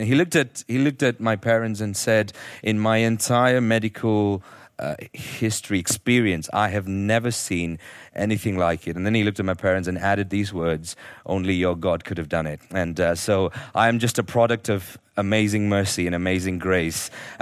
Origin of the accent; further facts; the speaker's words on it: Nigeria; born there; I was born in Nigeria, and my parents were teaching their school teachers there at that time.